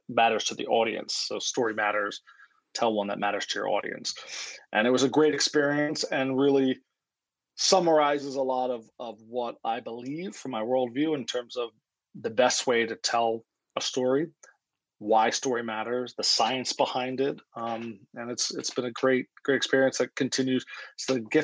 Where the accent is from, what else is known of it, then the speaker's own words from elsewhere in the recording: Philadelphia, Pennsylvania, United States; I'm from Philadelphia